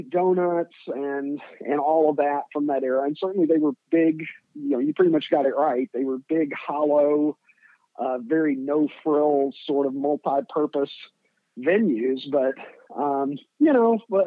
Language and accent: English; Kentucky, United States; moved away as an adult; now in Chicago, United States; a little kid from a small town who had never seen anything